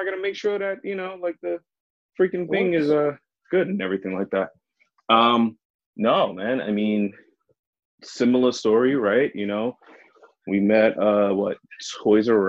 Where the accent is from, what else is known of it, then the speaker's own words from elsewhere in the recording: New York, United States; as a New Yorker